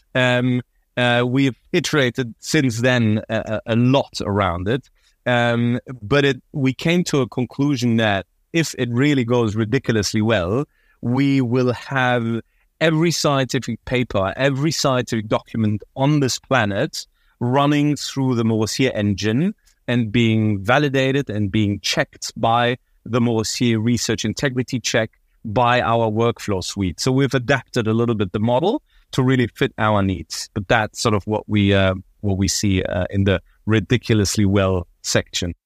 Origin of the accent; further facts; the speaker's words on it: Berlin, Germany; moved away as an adult; also born or lived in London / Paris / United States east coast; born and raised in Berlin. I really identify myself as Berliner